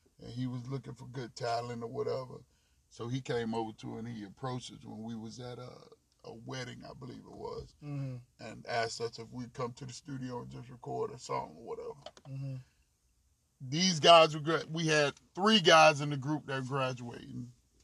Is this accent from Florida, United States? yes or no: yes; Delray Beach, Florida, United States; when I grew up in Delray.